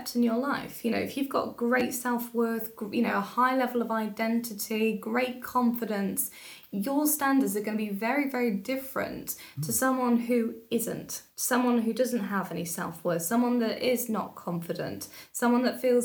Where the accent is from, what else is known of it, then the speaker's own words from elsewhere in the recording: Telford, West Midlands, United Kingdom; I grew up in Telford. My family are all originally from London and Essex